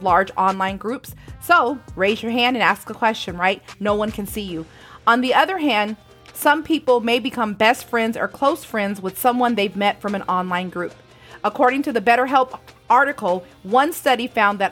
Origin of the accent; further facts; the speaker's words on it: San Bernardino, California, United States; where I lived in San Bernardino, California